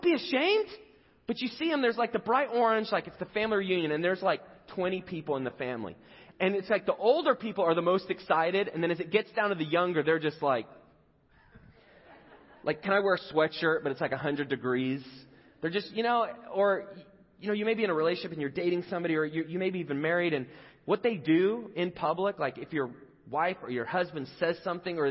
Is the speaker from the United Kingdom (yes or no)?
yes; England, United Kingdom; moved away; I grew up in England